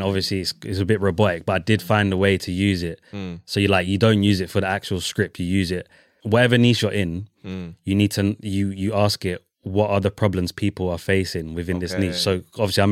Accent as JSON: {"language": "English", "country": "Ireland", "said": "I'm Irish."}